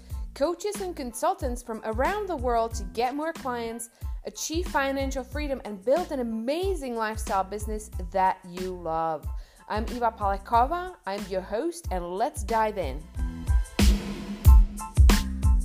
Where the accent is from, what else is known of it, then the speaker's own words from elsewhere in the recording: Czechia; English is a second language; when I was maybe 10 or 12 years old, I lived in a small town of the Czech Republic